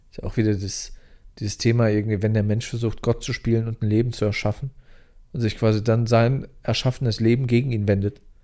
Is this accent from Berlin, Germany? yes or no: no; near Lingen, North Rhine-Westphalia, Germany; moved away; bei mir in der Nähe von der Heimat, so 20, 30 Kilometer entfernt, nördlich in Niedersachsen. Ich komme ja noch aus NRW